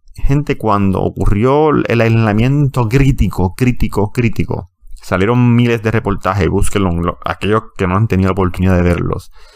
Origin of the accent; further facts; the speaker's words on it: Puerto Rico; siendo puertorriqueño y ciudadano americano.